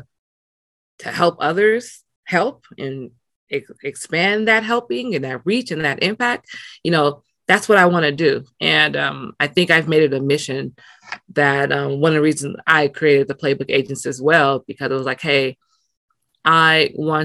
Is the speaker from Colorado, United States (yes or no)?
no; Los Angeles, California, United States; moved away as an adult; also born or lived in Nigeria / Atlanta; growing up in South Central, but me being bused out to school in West